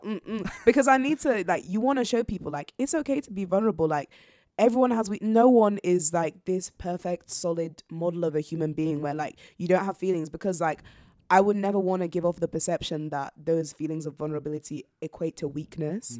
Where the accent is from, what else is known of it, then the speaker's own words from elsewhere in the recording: York, Yorkshire and the Humber, United Kingdom; also born or lived in Zambia; I grew up in York ever since then